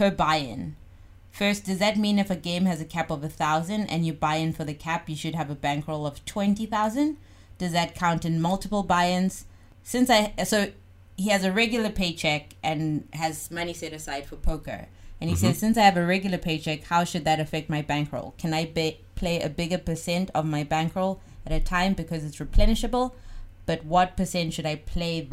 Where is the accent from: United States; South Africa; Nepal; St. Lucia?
South Africa; moved away; I'm from South Africa.